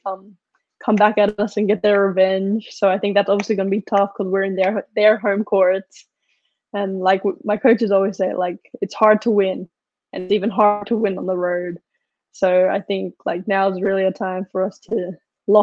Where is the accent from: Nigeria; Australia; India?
Australia; moved away as an adult; now in United States